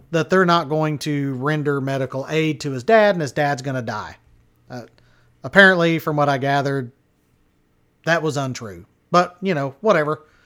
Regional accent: Henrietta, Texas, United States; now in Wichita Falls, United States; I grew up in Henrietta, which is even a little closer to Denton.

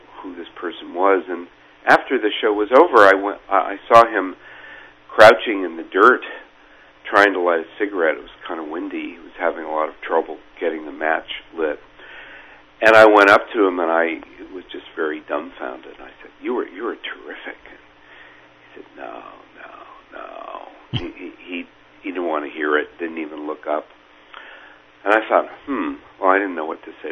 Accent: Menlo Park, California, United States; who was pretly much from my hometown in Menlo Park

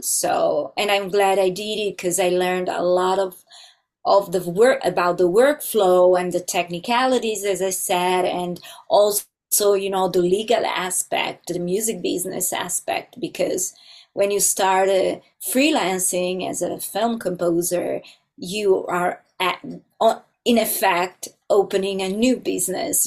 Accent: Italy; moved away as an adult; now in Los Angeles, United States; I'm originally from Italy, and uh, but now I live in Los Angeles

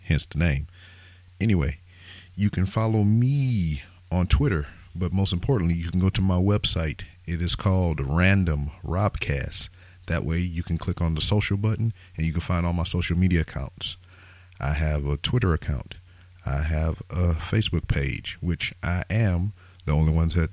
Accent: Lake Charles, Louisiana, United States; I am from Lake Charles, Louisiana.

